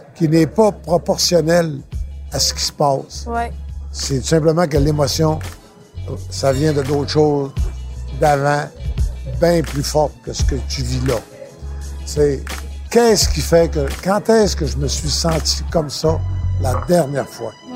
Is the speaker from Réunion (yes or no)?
no; Saint-David-de-Falardeau, Quebec, Canada; je viens de Saint-David de Falardeau